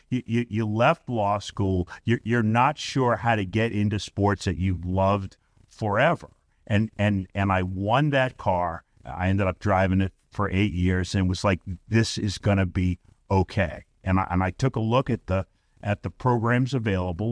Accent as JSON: {"language": "English", "town": "Brooklyn", "region": "New York", "country": "United States", "tie": "born or raised there", "also_born_or_lived": "Staten Island, New York", "moved": "as an adult", "lives_now": "St. Louis, United States", "said": "I grew up in Brooklyn, New York"}